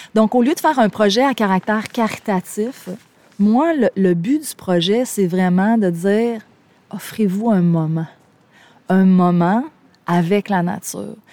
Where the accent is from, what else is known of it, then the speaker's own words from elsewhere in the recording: Gaspésie, Quebec, Canada; je viens de la Gaspésie, c'est mes racines